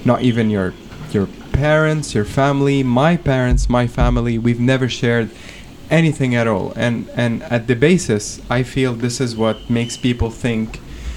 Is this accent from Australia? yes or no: no; Lebanon; now in Kuwait; I'm from Lebanon